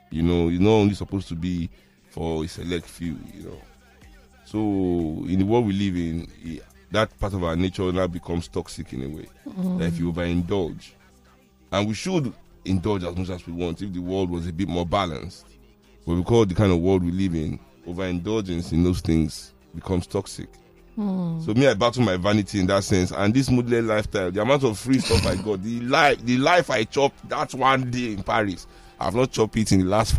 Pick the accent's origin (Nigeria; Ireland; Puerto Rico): Nigeria; so I guess it's that kind of, being a Nigerian, there's no way you can.